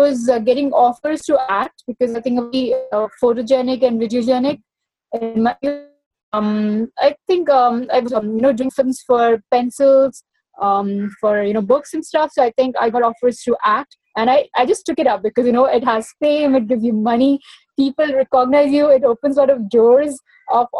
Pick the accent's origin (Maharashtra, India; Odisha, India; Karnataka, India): Odisha, India; now in Mumbai, India; I was growing up in Orissa